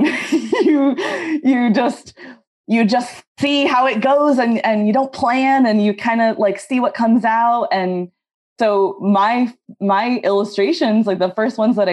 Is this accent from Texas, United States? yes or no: no; Northern California, United States; also born or lived in Tacoma / Oakland; I grew up in Northern California